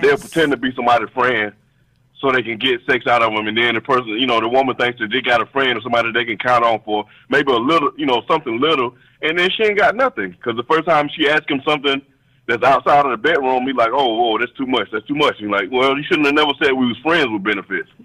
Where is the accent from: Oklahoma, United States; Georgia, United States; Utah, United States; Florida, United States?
Georgia, United States; now in DC area, United States; I'm from Georgia